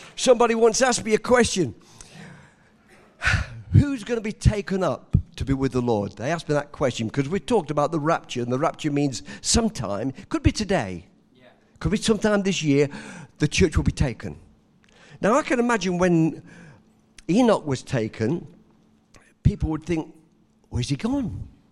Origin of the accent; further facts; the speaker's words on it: England, United Kingdom; moved away; I was born in England